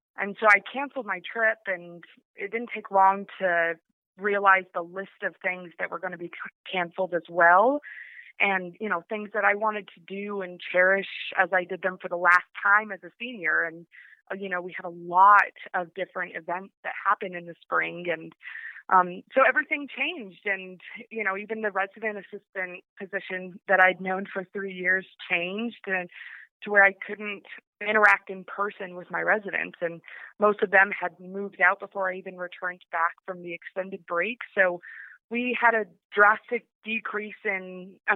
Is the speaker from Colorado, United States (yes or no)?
yes; Johnstown, Colorado, United States; I was born and raised in Johnstown, Colorado, which is over in the Front Range